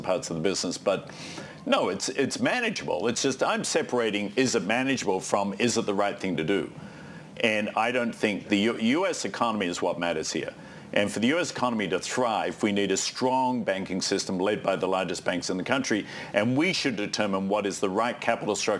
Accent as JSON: {"language": "English", "country": "Australia", "moved": "yes", "said": "I'm Australian"}